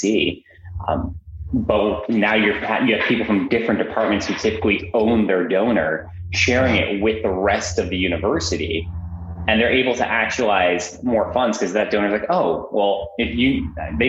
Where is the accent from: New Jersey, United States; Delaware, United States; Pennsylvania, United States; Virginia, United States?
New Jersey, United States; also born or lived in Amsterdam, Netherlands; Moved to the States when I was about 3. Grew up in New Jersey.